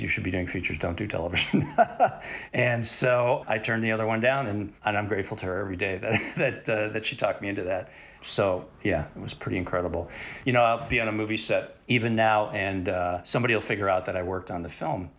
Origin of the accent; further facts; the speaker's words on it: Chicago, Illinois, United States; moved away as an adult; now in Los Angeles, United States; I grew up in Chicago, went to film school at Columbia College, uh, right out of high school